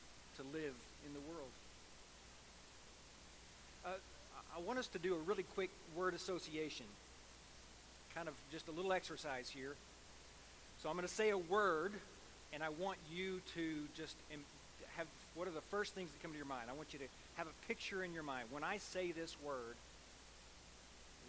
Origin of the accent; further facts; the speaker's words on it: United States; as American Christians